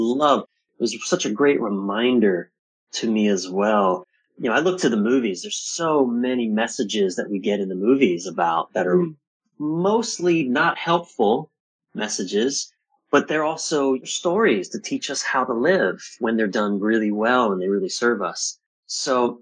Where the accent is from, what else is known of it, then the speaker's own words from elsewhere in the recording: East Coast of the U.S., United States; I was born on the East Coast of the U.S.